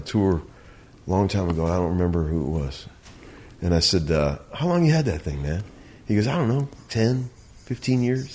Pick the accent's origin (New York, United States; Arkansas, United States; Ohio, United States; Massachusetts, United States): Ohio, United States; Cleveland; moved away as an adult; I grew up in Cleveland.